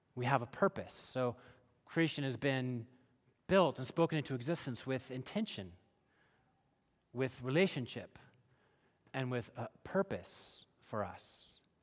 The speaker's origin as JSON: {"language": "English", "area": "hometown where Costco started", "region": "Washington", "country": "United States", "tie": "born or raised there", "said": "Costco started in my hometown"}